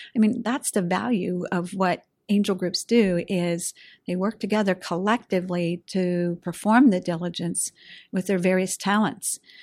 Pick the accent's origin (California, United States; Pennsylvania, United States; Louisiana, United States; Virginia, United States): Pennsylvania, United States; Pittsburgh; I'm a diehard, you know, Western Pennsylvania gal